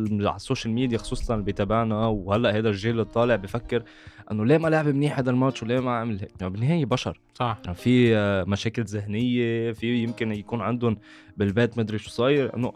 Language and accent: Arabic; Lebanon; عندنا بلبنان